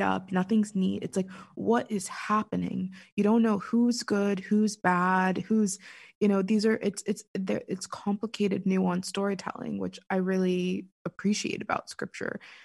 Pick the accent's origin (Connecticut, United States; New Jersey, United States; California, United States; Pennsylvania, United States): Pennsylvania, United States; Pittsburgh; I'm from Pittsburgh. Born and for the most part raised